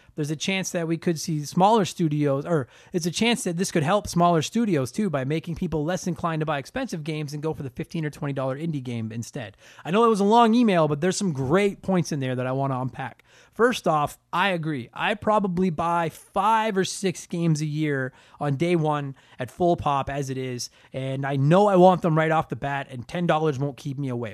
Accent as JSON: {"language": "English", "country": "Canada", "said": "I'm a Canadian comedian"}